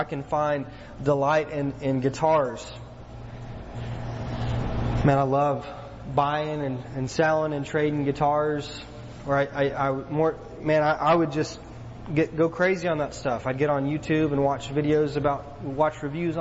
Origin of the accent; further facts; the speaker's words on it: East Texas, United States; growing up in East Texas, man, in the Bible Belt